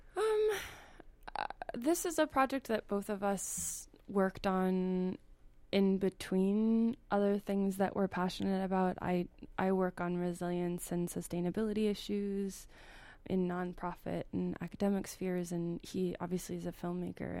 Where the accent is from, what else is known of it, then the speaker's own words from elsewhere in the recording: Indiana, United States; I grew up in Indiana